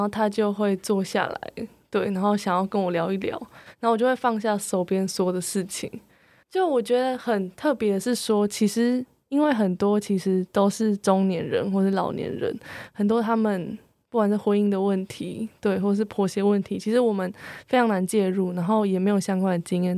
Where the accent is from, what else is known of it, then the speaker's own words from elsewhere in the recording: Keelung, Taiwan; 我就是从小就在那个书店旁边的田寮河畔长大